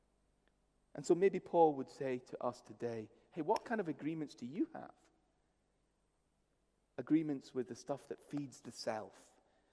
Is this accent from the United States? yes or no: no; India; moved away; I grew up in India, which is a Hindu culture in many ways